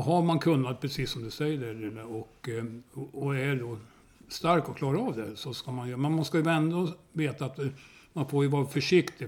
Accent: Hälsingland, Gävleborg County, Sweden; moved away as an adult; also born or lived in Sundsvall; now in Tyresö, Sweden; jag var uppvuxen vid Ljusnan

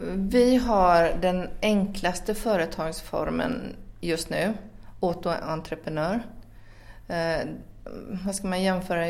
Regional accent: Finland; also born or lived in Sweden; now in France; jag är född i Finland

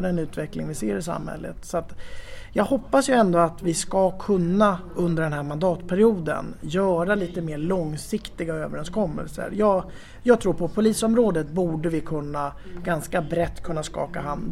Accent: Gävle, Gävleborg County, Sweden; moved away as an adult; now in Tyresö, Sweden; jag är född och uppvuxen i eh, Gävle

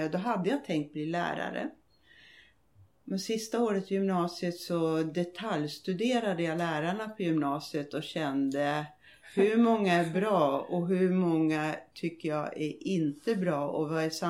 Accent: Småland, Sweden; now in Tyresö, Sweden; Jag är smålänning i botten och har tyvärr inte behållit min dialekt, vilket jag tycker är synd nu.

